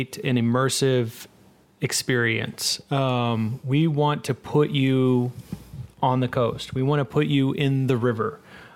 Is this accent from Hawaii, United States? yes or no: no; Corpus Christi, Texas, United States; I grew up on the Texas coast in Corpus Christi